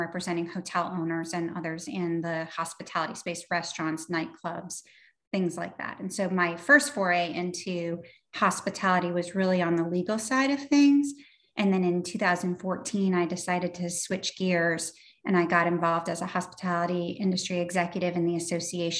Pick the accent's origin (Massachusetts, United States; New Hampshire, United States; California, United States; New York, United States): New Hampshire, United States; I was born in New Hampshire